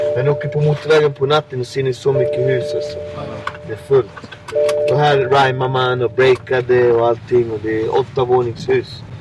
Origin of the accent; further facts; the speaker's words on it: Botkyrka, Stockholm County, Sweden; min gata där jag kommer ifrån